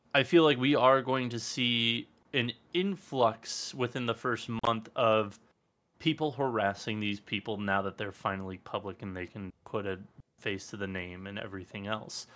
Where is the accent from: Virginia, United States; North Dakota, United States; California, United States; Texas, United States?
California, United States; Los Angeles; born and raised in Los Angeles